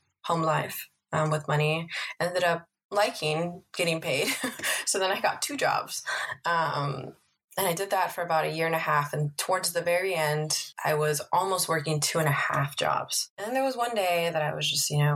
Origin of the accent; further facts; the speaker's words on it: Los Angeles, California, United States; I am from Northeast LA, specifically Highland Park. I grew up there